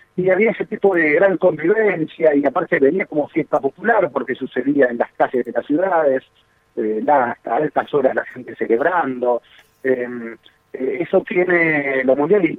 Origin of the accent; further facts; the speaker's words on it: Argentina; somos históricamente un país futbolero